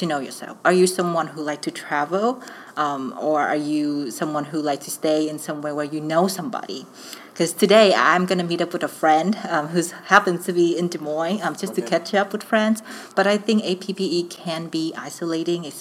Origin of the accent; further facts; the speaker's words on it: Ho Chi Minh City, Vietnam; now in Iowa City, United States; I am originally from Vietnam, from Saigon, which is this like the very big city in the south